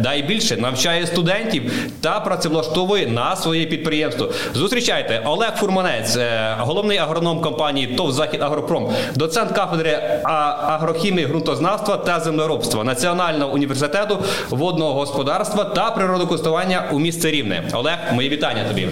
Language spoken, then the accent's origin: Ukrainian; Vinnytsia Oblast, Ukraine; moved away as an adult; я сам з Вінниччини, е, чорноземи, суглинкові ґрунти. І коли почав працювати на Житомирщині